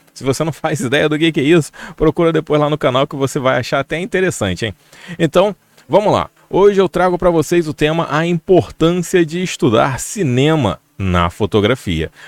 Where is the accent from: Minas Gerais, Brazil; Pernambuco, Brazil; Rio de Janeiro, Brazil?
Rio de Janeiro, Brazil; aqui no Rio de Janeiro, porque eu sou do Rio de Janeiro